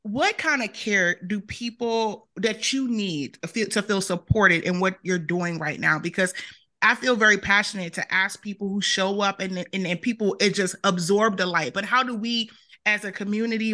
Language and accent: English; Washington, District of Columbia, United States; I'm from Washington, D.C., and so, you know, home, that's my home.